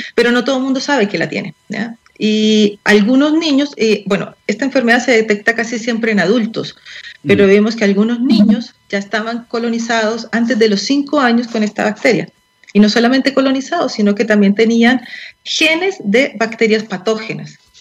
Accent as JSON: {"language": "Spanish", "country": "Colombia", "moved": "yes", "lives_now": "Chile", "said": "yo soy colombiana y en Colombia"}